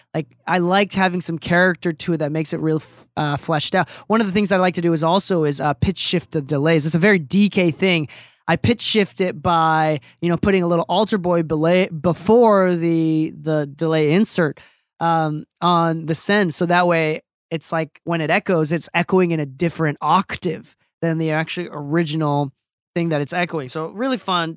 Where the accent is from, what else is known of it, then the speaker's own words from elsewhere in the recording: Japan; now in United States; I am a Japanese mixer in America